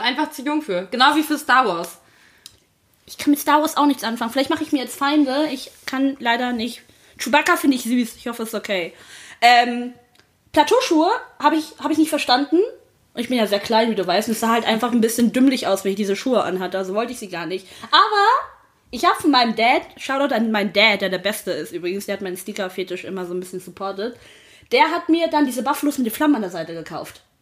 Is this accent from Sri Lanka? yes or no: yes; Sri Lanka; ich bin gebürtig aus Sri Lanka